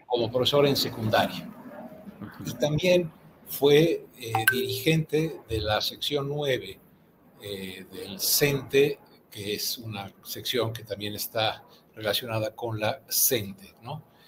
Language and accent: Spanish; Mexico; como buenos mexicanos